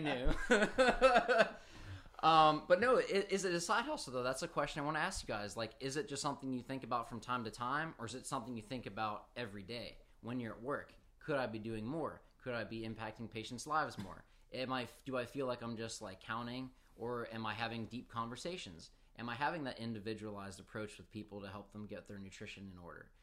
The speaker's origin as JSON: {"language": "English", "town": "Pittsburgh", "region": "Pennsylvania", "country": "United States", "said": "I'm, I'm from Pittsburgh up north"}